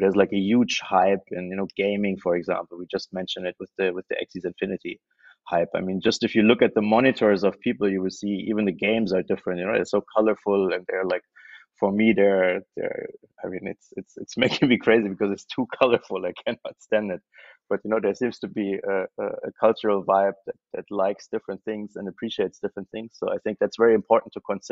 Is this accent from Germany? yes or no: yes; Germany; moved away as an adult; also born or lived in Berlin; now in Thailand; I am German, so I moved here from Germany